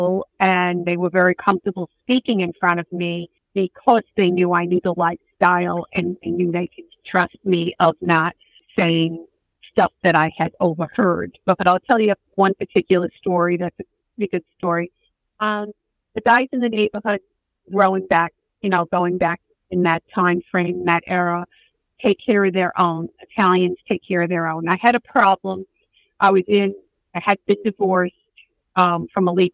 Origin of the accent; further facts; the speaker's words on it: New York City, New York, United States; the neighborhood that I grew up in Brooklyn, Bensonhurst